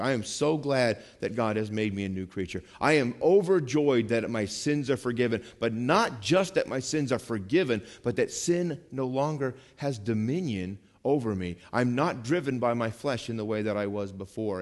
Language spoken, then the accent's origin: English; Vermont, United States; first language English; I'm from Vermont